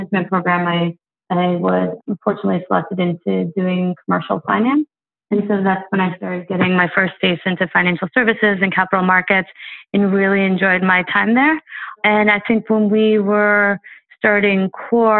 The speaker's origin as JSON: {"language": "English", "region": "outside of New York City", "country": "United States", "tie": "born or raised there", "said": "I was born and raised outside of New York City"}